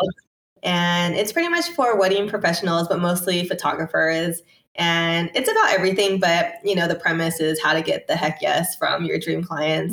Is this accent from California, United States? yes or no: yes; Torrance, California, United States; I'm from Torrance